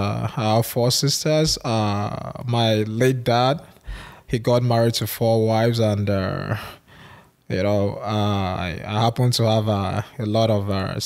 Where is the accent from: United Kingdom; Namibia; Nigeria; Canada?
Nigeria; Boko, Benue; I was born and raised in Benue State, Boko to be precise.